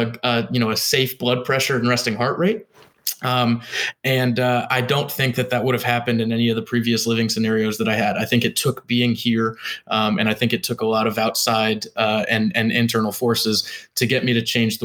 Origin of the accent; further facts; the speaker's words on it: Durham, North Carolina, United States; now in Daytona Beach, United States; I'll be back in Durham